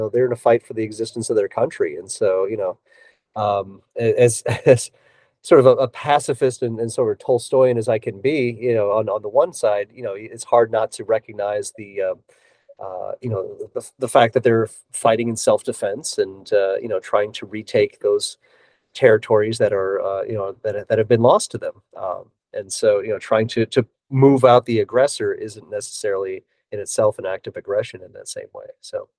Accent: Davenport, Iowa, United States; I grew up in Davenport, Iowa, which is right along the Mississippi River.

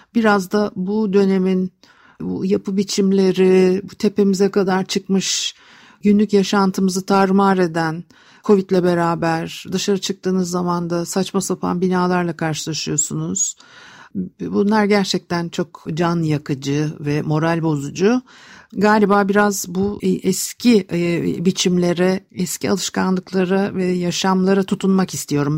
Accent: Istanbul, Turkey; çocukluğum etilerde geçti.

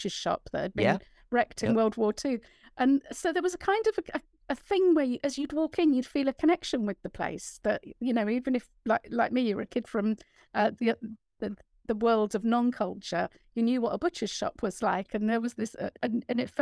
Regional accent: London, United Kingdom; moved away; growing up in a London council estate

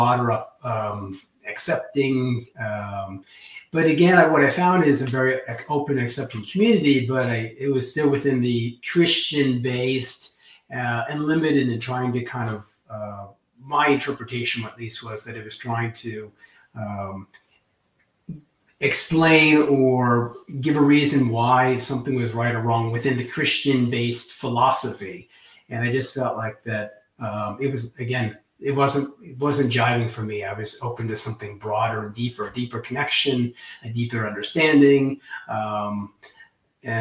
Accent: Tucson, Arizona, United States; moved away as an adult; also born or lived in Bay Area, California; now in Oslo, Norway; I was born in the United States. I was born in Tucson, Arizona. But I've been in Oslo since

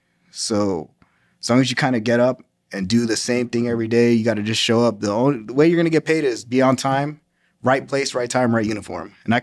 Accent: Los Angeles, California, United States; now in Washington, D.C., United States; Well, I'm originally from Los Angeles, California. Military bounced me around everywhere. Ended up in Washington, D.C.

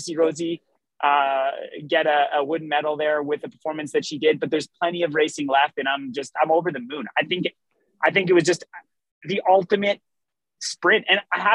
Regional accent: Canada; I am still Canadian

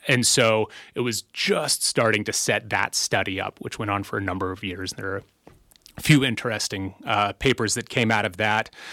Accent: Blue Lake, California, United States; I grew up in a small community in rural coastal Northern California, a community called Blue Lake. It's in Humboldt County

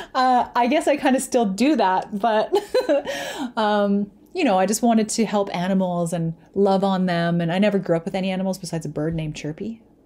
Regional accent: Lethbridge, Alberta, Canada; also born or lived in Calgary; I moved away to Calgary from Lethbridge when I was seven or eight, and then moved back when I was fifteen

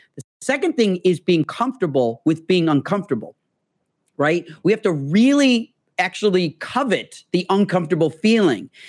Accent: Illinois, United States; moved away as an adult; now in Los Angeles, United States; I'm from Illinois

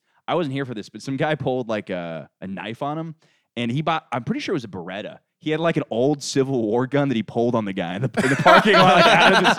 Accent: Orlando, Florida, United States; also born or lived in Winter Park, Florida; I'm from Orlando.

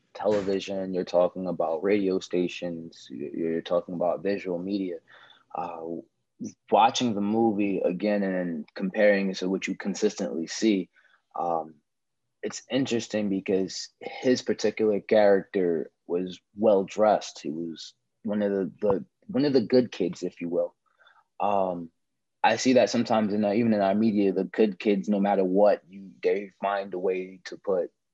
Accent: Newark, New Jersey, United States; I'm a Newark, New Jersey actor, model, filmmaker

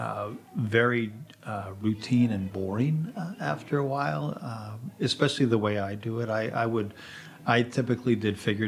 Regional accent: California, United States; moved away as an adult; also born or lived in San Francisco / Washington, D.C.; now in Pietrasanta, Italy; I was born in California

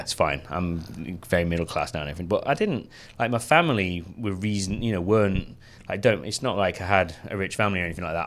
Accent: the north of England, United Kingdom; I come from Northern England

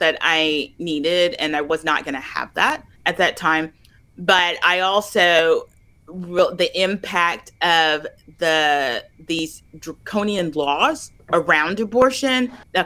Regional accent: Little Rock, Arkansas, United States; I grew up in the South in Arkansas, in Little Rock

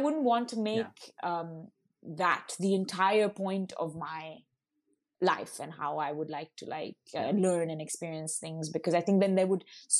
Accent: Auroville, Tamil Nadu, India; So I think like growing up in Auroville, it was a lot about trying things out as well.

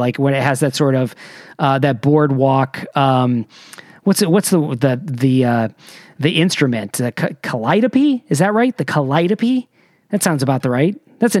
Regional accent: Michigan, United States; moved away; I wasn't raised in California. I wasn't raised in Florida. I was raised in Michigan.

